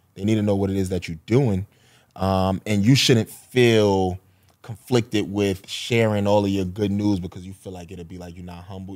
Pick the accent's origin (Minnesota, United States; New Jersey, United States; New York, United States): New York, United States; New York City; I, I grew up on Marcy Ave